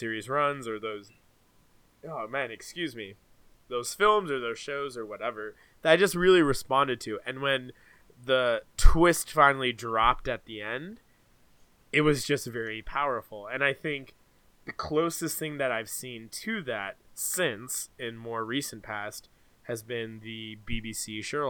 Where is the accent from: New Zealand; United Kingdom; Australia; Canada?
Canada; I am Canadian